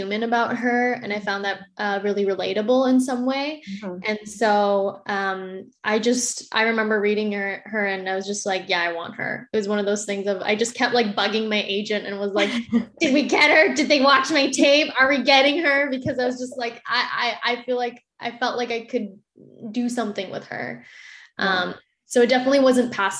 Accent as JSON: {"language": "English", "town": "Winnipeg", "region": "Manitoba", "country": "Canada", "also_born_or_lived": "Victoria", "moved": "as an adult", "lives_now": "Vancouver, Canada", "said": "I'm originally from Winnipeg, but I moved for theater school. I moved to Victoria"}